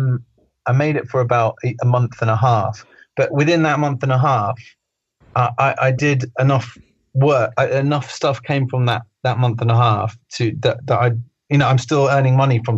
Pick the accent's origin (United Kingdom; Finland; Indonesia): United Kingdom; especially being a Brit, that I should mind my own business and not interfere in American politics